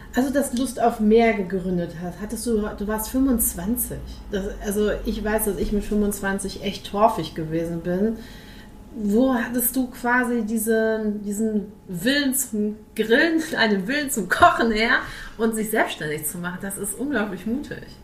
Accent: Ruhr area, North Rhine-Westphalia, Germany; moved away; also born or lived in Dithmarschen; Ich komme aus Ursprung aus dem Ruhrpott

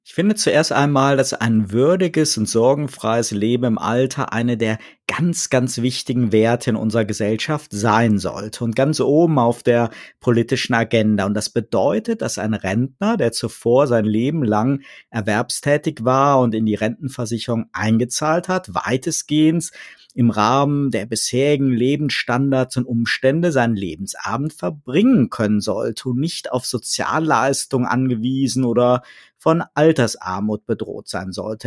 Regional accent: North Rhine-Westphalia, Germany; moved away; ich bin gebürtig aus dem Rheinland

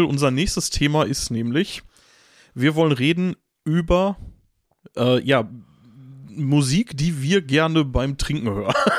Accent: Gelsenkirchen, North Rhine-Westphalia, Germany; ich komme aus Gelsenkirchen-Bur und nicht aus Gelsenkirchen-Bür

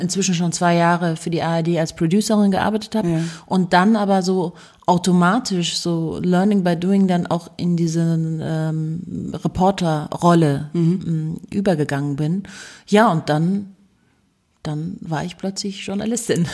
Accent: Munich, Bavaria, Germany; ich bin ja in München geboren und aufgewachsen

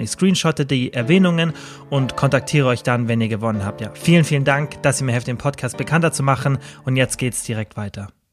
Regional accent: Kempten, Bavaria, Germany; bei mir zum Beispiel in meiner Heimatstadt Kempten mit den 70.000 Einwohnern

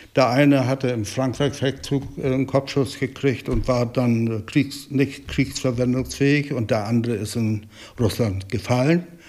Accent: Eickelberg, Mecklenburg-Vorpommern, Germany; ich bin hier geboren 1947, habe hier äh, die Kinderheit und die äh, Jugendzeit hier verbracht

